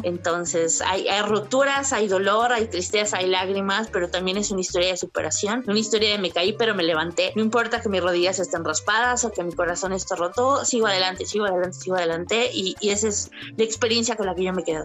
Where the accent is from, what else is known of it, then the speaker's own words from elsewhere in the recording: Veracruz, Mexico; yo soy de Veracruz y entonces eh, Catemaco estaba cerquita